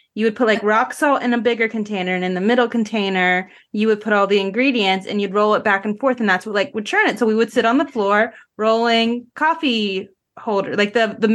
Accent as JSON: {"language": "English", "region": "Northeast", "country": "United States", "moved": "yes", "lives_now": "Florida, United States", "said": "I'm from the Northeast originally."}